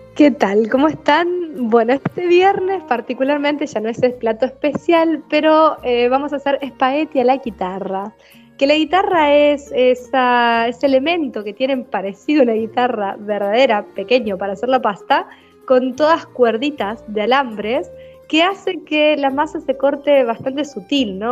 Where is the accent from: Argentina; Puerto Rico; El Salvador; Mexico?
Argentina; Paraná, Entre Ríos; Yo nací en Paraná, en Entre Ríos